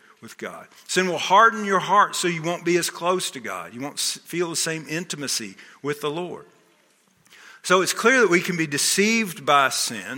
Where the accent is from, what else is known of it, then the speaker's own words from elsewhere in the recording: Texas, United States; moved away as an adult; also born or lived in Wilmington, Delaware; I grew up in Texas